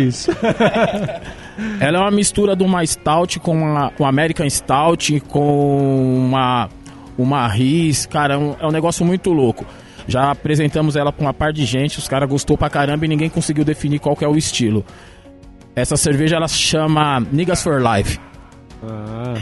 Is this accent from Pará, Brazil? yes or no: no; São Paulo, Brazil; E eu sou do último, do último bairro da Zona Leste, que chama ah, Cidade